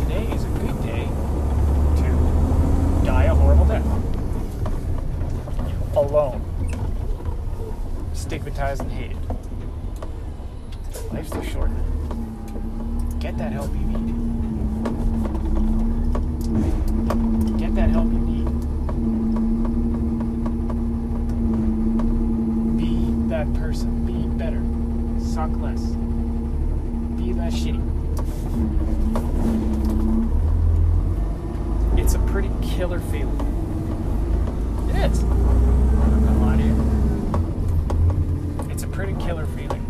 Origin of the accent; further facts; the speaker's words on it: Winnipeg, Manitoba, Canada; I'm from Winnipeg